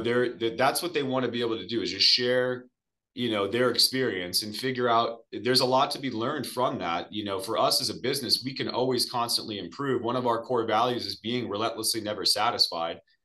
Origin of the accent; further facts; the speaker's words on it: Arizona, United States; I am from Arizona, originally born and raised here, which is pretty rare.